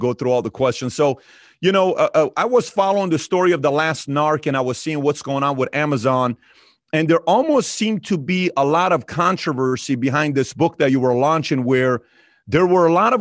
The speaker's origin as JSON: {"language": "English", "country": "Iran", "moved": "yes", "said": "I'm from Iran"}